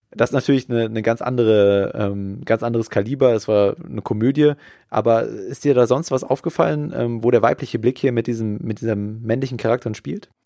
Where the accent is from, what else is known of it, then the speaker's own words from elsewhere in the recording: Germany; als Deutscher